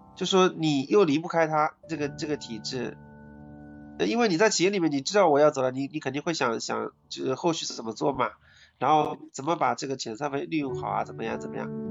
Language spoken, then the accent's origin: Chinese; Ningbo, Zhejiang, China; 我是宁波的